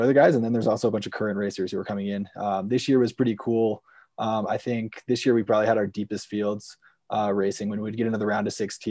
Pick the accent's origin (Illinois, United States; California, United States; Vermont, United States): Vermont, United States; I'm originally from Vermont, born and raised there, grew up skiing at Green Mountain